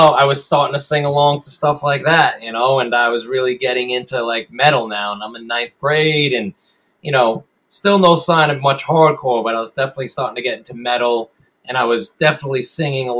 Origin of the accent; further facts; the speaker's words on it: Long Island, Nassau County, New York, United States; I grew up out on Long Island and out in Nassau County.